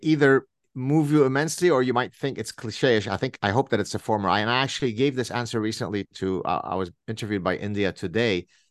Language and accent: English; Lebanon; growing up in the Lebanese Civil War